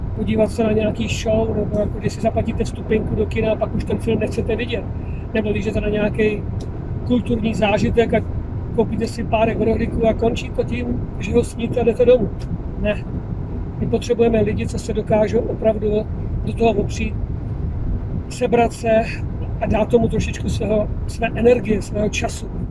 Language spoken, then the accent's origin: Czech; Czechia; jsem vlastně Čech